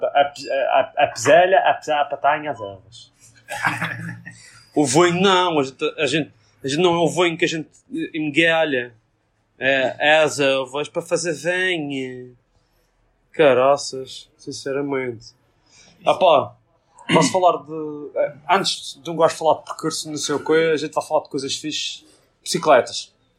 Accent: Madeira, Portugal; a nossa tem a bandeirinha da Madeira, que nós somos da Madeira.

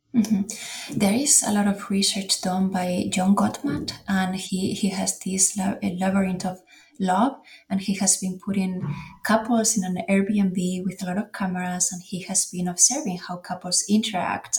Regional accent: Spain; English is a second language; moved away; We had in my hometown, we have this quintos, which is a, a party that it was back in the day was done when people went to the military service, but in Spain it's not mandatory anymore

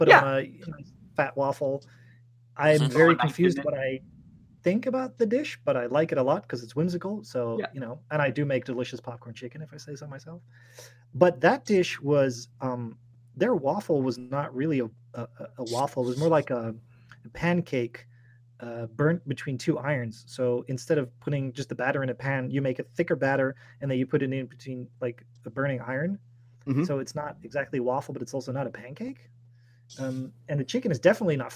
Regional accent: Netherlands

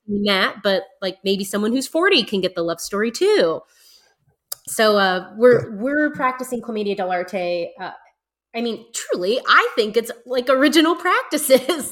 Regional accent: United States; I'm definitely American

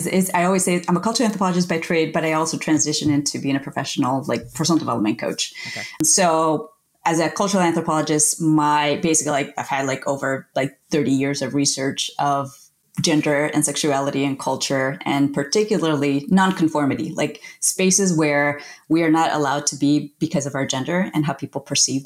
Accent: United States; born there; I am the first person in my family to be born in the United States. So I'm like the first generation American. My family is originally from Colombia

